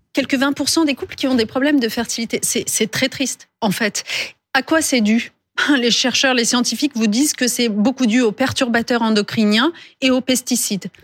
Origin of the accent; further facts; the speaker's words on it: France; chez nous, en France